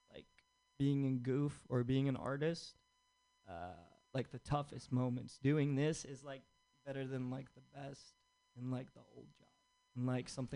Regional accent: Egypt; moved away as an adult; now in United States; I'm from Egypt

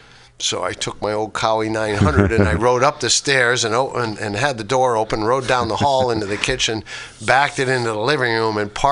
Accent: Schenectady, New York, United States; moved away; I'm from Schenectady, upstate New York

